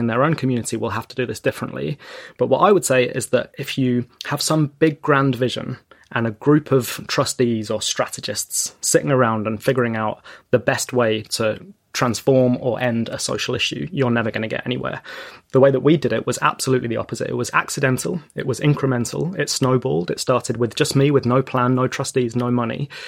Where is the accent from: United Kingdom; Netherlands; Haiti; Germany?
United Kingdom; London; in the area that I grew up in North London